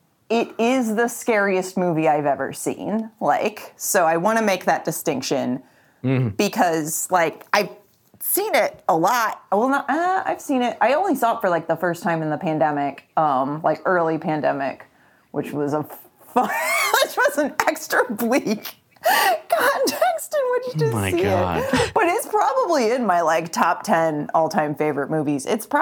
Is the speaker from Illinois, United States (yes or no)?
no; California, United States; I'm from California. I'm so used to it not even being the teensiest